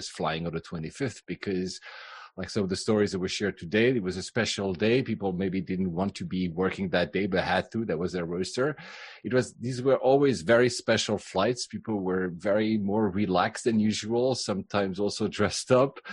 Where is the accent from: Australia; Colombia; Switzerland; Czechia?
Switzerland; also born or lived in Japan / Philippines / Cyprus; now in London, United Kingdom; My mother was from Finland, my father from Greece, but I was in Switzerland.